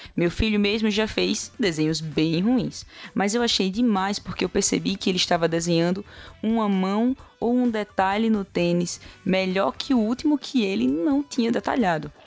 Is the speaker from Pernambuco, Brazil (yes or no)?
yes; Recife, Pernambuco, Brazil; sou de Recife